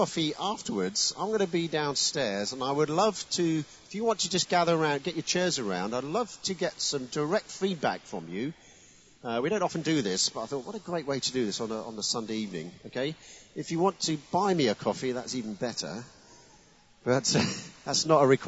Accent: Chelmsford, East of England, United Kingdom; now in Kent, United Kingdom; Essex, come on. My home county.

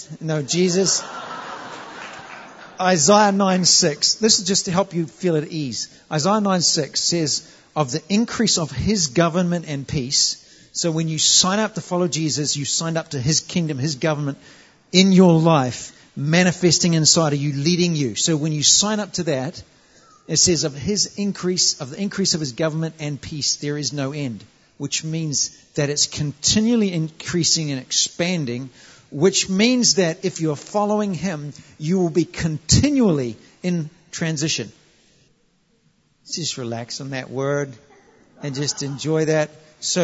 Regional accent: New Zealand; moved away as an adult; I'm from New Zealand. We're part of the colonies

